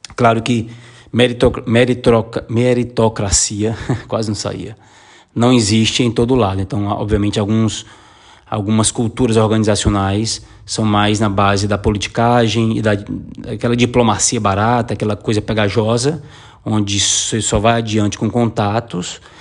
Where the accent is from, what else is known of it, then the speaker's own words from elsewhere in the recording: Brazil; moved away as an adult; also born or lived in Sarajevo, Bosnia; now in Lisbon, Portugal; eu já saí do Brasil porque a minha vida lá estava monótona